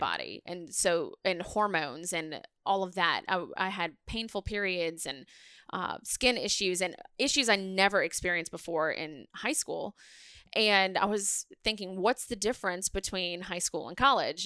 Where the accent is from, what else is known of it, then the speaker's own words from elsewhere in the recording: New Orleans, Louisiana, United States; I'm from New Orleans